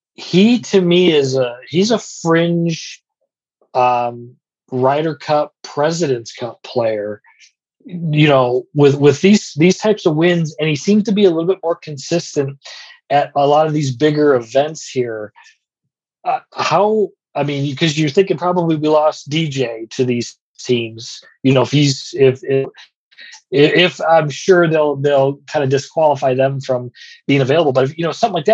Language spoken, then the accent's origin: English; Flint, Michigan, United States; moved away; I grew up in the Flint, Michigan area, and I was 15 minutes from where they had the old Buick Open